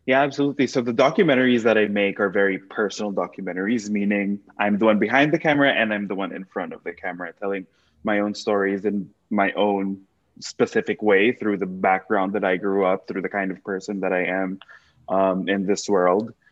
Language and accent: English; Quezon City, Metro Manila, Philippines; moved away as an adult; now in United States; I was born and raised in Manila in the Philippines specifically Quezon City